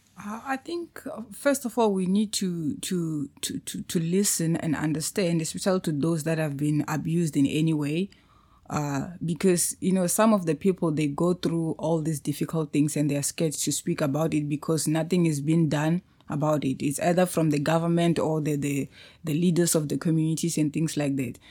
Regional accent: Musina, Limpopo, South Africa; moved away as an adult; also born or lived in Pretoria, South Africa; now in Cape Town, South Africa; I'm from Limpopo

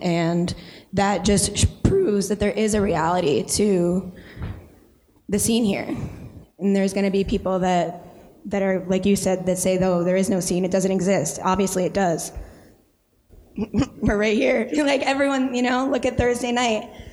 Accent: Wilkes-Barre, Pennsylvania, United States; I'm from Wilkes-Barre

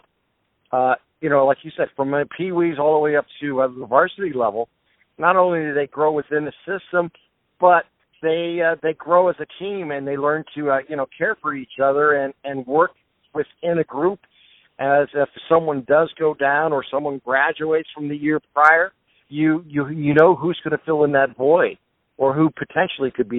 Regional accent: Boardman, near Poland, Ohio, United States; I'm from Bourbon and Poland's our neighbor

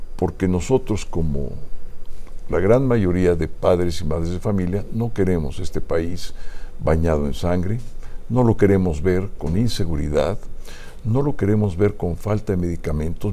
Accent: Mexico; somos los mexicanos

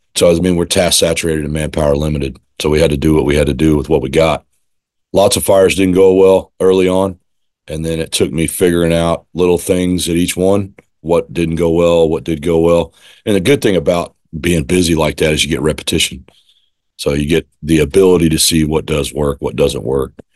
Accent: Austin, Texas, United States; now in East Montgomery County, United States; I grew up in Austin. I moved to Austin, Texas when I was four. I was born in where I live now, in East Montgomery County

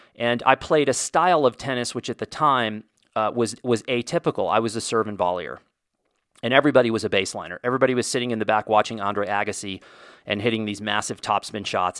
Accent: Indiana, United States; I was born in Indiana

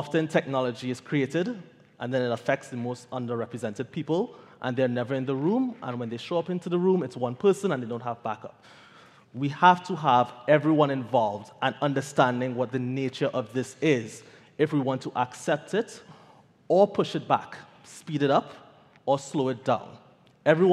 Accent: Trinidad & Tobago; I am from Trinidad.

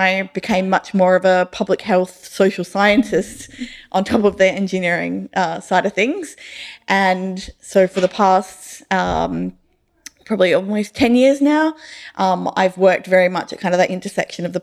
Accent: Rockingham, Western Australia, Australia; I grew up in Rockingham

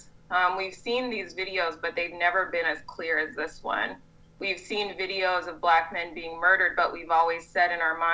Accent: California, United States; moved away as an adult; now in Madison, United States; I grew up in California

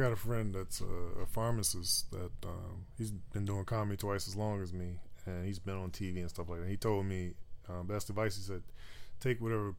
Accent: Roanoke, Virginia, United States; born there; So I was born in Roanoke, Virginia, right?

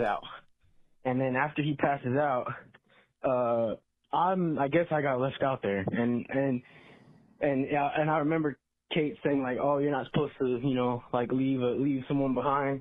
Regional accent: Texas, United States; I'm from Texas

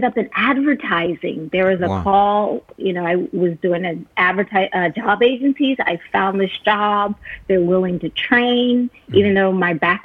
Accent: North Carolina, United States; moved away as an adult; also born or lived in Georgia / Mexico; now in Japan; I'm from North Carolina. That's what I consider my home. I wasn't born there, but I mean, the overwhelming majority of my life, I lived there

